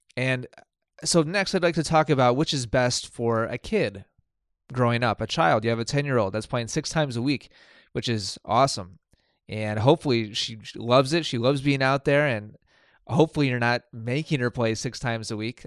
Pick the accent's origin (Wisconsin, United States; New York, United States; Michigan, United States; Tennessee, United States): Wisconsin, United States; Milwaukee; moved away as an adult; also born or lived in East Coast; I'm from Milwaukee, Wisconsin